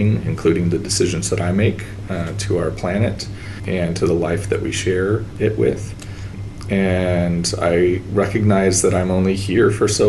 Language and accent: English; Portland, Oregon, United States; I grew up in Portland, Oregon